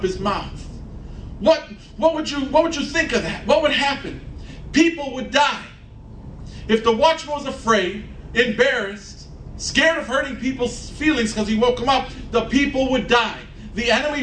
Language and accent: English; Chicago, Illinois, United States; I'm a Chicagoan. I was born here, I was raised here, and I'm gonna die here